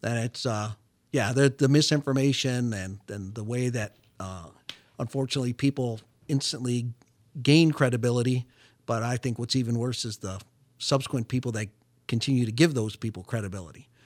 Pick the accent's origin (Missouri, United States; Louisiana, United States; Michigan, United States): Michigan, United States; Detroit; moved away as an adult; I was born and raised, uh, in metropolitan Detroit, lived my, most of my life there